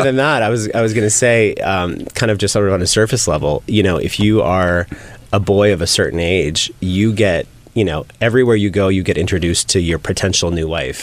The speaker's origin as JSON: {"language": "English", "town": "San Francisco", "region": "California", "country": "United States", "tie": "born or raised there", "said": "I grew up in San Francisco in a very conservative Muslim family"}